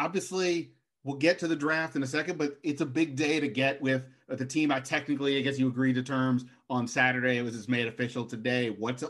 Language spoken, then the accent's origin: English; Montgomery County, Maryland, United States; I grew up in Montgomery County.